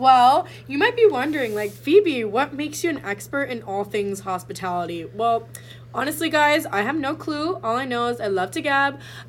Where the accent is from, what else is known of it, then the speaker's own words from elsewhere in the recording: Princeton, New Jersey, United States; I'm from Princeton, New Jersey